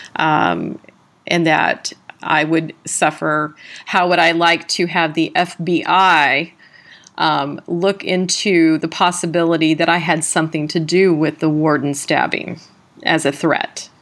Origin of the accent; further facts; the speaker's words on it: San Diego, California, United States; also born or lived in South Carolina; I was from San Diego, California